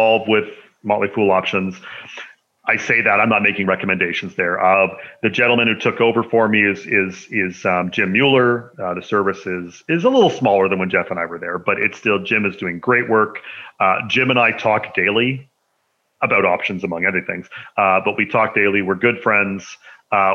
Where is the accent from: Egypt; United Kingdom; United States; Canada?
Canada; people don't know I'm Canadian.